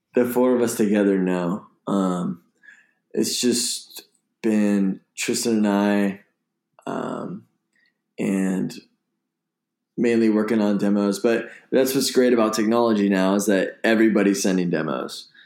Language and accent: English; Bay Area, California, United States; growing up in the Bay Area